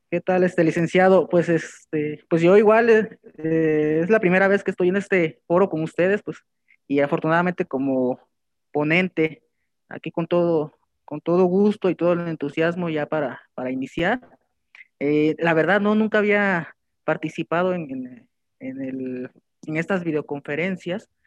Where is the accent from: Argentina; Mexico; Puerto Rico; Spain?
Mexico; Oaxaca; moved away as an adult; now in Tlaxcala, Mexico; somos este originarios de Oaxaca y estudiamos ah, la, licenciatura y pero actualmente pues el trabajo nos, nos trajo hasta acá Tlaxcala y aquí estamos.